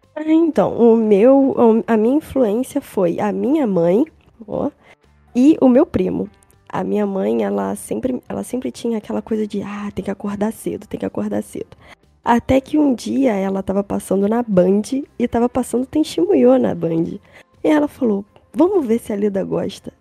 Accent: Rio de Janeiro, Brazil; sou do Rio de Janeiro, centro

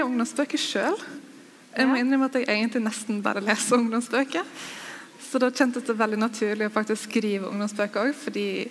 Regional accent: Sogn og Fjordane, Vestland, Norway; Jeg har vokst opp i Sogn og Fjordane

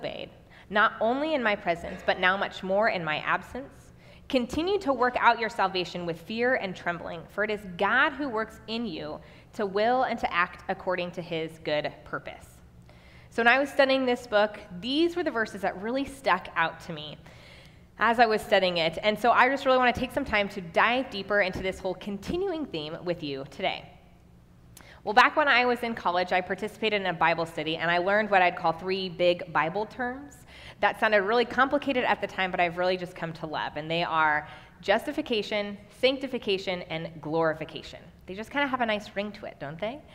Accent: Kansas City, United States; also born or lived in Nebraska; now in Waverly, United States; I'm actually originally from Kansas City, and my husband and I moved back to Nebraska in 2015

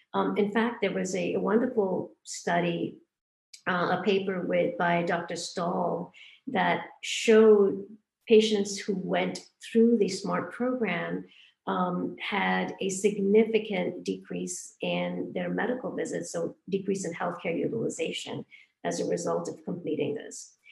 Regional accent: Hong Kong; moved away; also born or lived in India; I was born in India. I grew up in Hong Kong

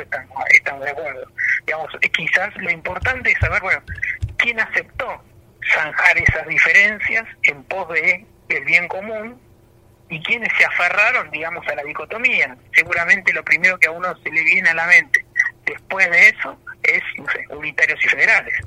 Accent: Argentina; somos argentinos, tenemos nuestras particularidades

